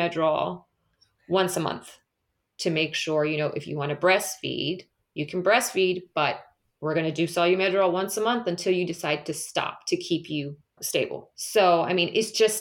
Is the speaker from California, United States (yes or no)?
yes; California, United States; moved away as an adult; also born or lived in Michigan / Las Vegas / United Kingdom; I'm born and raised in California, so I'm back in my hometown, and I don't plan on leaving